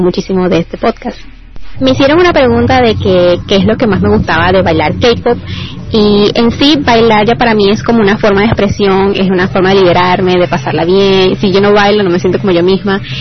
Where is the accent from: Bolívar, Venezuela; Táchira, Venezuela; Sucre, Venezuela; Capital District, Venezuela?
Sucre, Venezuela; Cumaná; soy de Cumaná, Estado Sucre